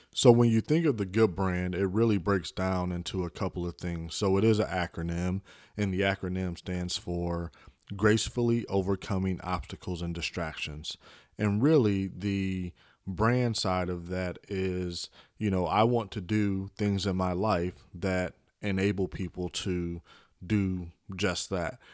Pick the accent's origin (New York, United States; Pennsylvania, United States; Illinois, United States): Illinois, United States; Chicago; I was born in Chicago. Originally, I was raised by my mother and father